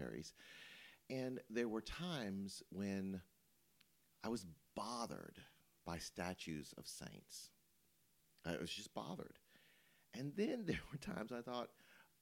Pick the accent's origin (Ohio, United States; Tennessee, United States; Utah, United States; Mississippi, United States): Tennessee, United States; Memphis; moved away; also born or lived in Louisville; I grew up in Memphis